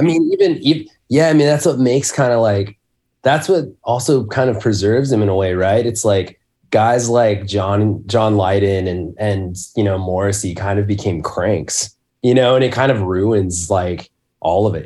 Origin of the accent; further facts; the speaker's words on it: Spokane, Washington, United States; I grew up in Spokane, um, in Washington State